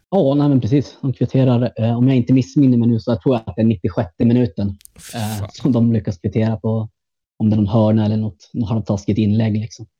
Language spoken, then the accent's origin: Swedish; Gävle, Gävleborg County, Sweden; moved away as an adult; now in Berlin, Germany; jag är från, eh, från Gävle från början. född och uppvuxen i stan